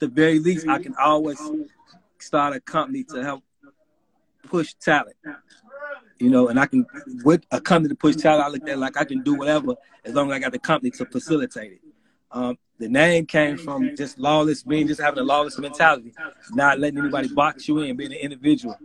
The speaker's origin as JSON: {"language": "English", "town": "Chicago", "region": "Illinois", "country": "United States", "said": "I'm from Chicago, in the city of Chicago"}